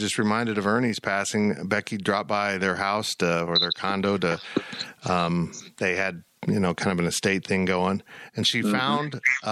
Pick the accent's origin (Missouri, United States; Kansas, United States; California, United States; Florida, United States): Kansas, United States; Salina; I grew up in Salina.